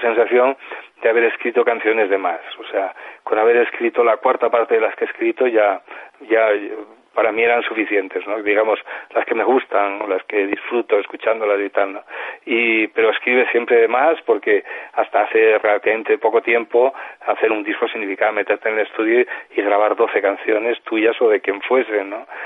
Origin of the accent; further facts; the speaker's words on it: Mieres, Asturias, Spain; la única manera en Mieres, en mi pueblo, de, pues de participar en campeonatos